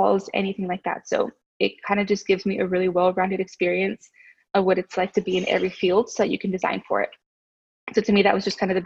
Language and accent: English; Oklahoma City, Oklahoma, United States; I was from Capitol Hill